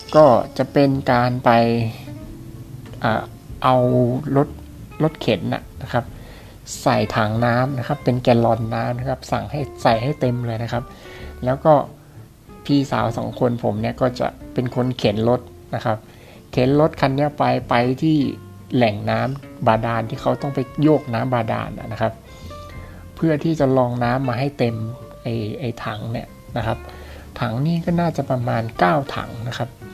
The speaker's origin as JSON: {"language": "Thai", "country": "Thailand", "tie": "born or raised there", "said": "ตัวผมเองเนี่ยเป็น เด็กที่เกิดในต่างจังหวัด"}